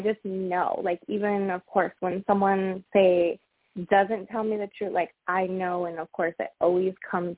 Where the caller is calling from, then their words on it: Arizona, United States; I'm calling from Arizona.